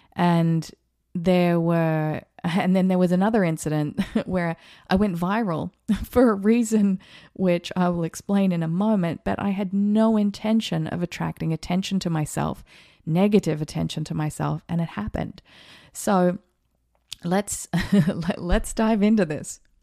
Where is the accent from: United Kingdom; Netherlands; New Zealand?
New Zealand; also born or lived in Australia; now in United States; I was born in New Zealand, so I'm a New Zealander.